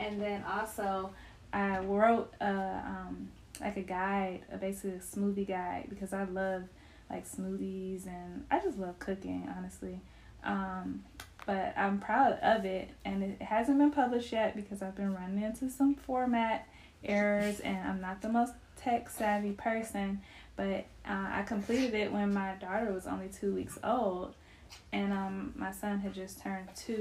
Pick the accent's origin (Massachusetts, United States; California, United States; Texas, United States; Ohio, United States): Ohio, United States; Cleveland; I'm not Southern. Like, I'm from Cleveland, Ohio